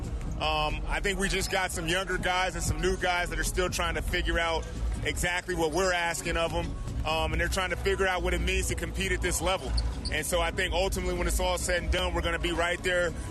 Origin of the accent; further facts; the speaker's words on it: California, United States; I grew up in California watching those games.